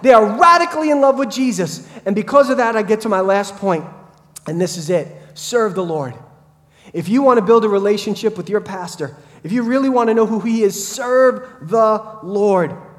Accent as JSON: {"language": "English", "town": "Brentwood", "region": "New York", "country": "United States", "tie": "born or raised there", "said": "when I was a kid growing up in Brentwood"}